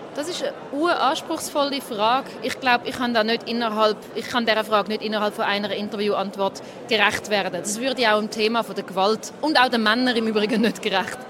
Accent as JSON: {"language": "German", "region": "Zurich", "country": "Switzerland", "said": "ich bin 33, ich bin aus Zürich"}